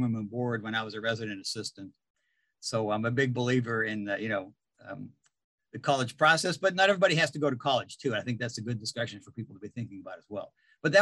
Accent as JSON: {"language": "English", "town": "Niles", "region": "Ohio", "country": "United States", "tie": "born or raised there", "said": "I grew up in Niles, Ohio"}